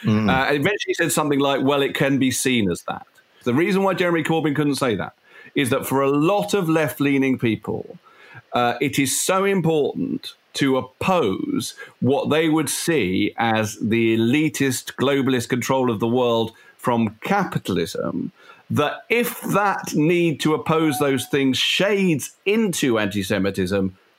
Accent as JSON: {"language": "English", "country": "United Kingdom", "said": "It's racist to assume that I, as a British Jew, have any real kind of more emotional connection with a place"}